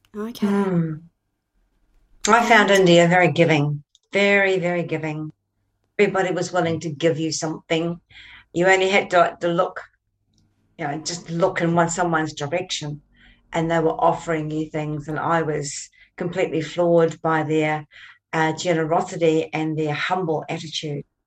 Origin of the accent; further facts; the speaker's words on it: New Zealand; I come from New Zealand